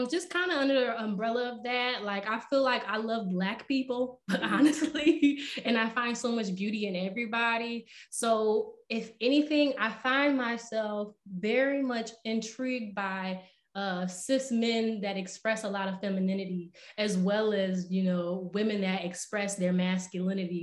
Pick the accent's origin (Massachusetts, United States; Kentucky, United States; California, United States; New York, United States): New York, United States; Rochester; moved away as an adult; now in Philadelphia, United States; I'm actually from Rochester, New York.